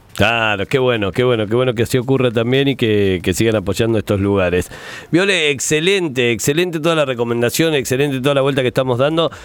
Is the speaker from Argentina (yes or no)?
yes; Buchardo, Córdoba, Argentina; moved away as an adult; de Buchardo, del Newry de Buchardo. Jorge Newry de Buchardo, de mi pueblo